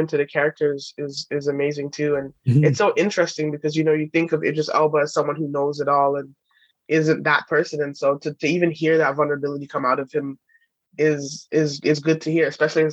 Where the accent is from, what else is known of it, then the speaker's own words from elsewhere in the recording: England, United Kingdom; being British, like growing up in England